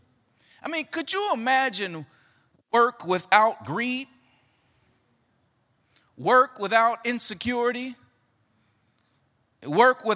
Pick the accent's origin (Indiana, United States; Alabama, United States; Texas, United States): Indiana, United States; Gary; I grew up in Gary, Indiana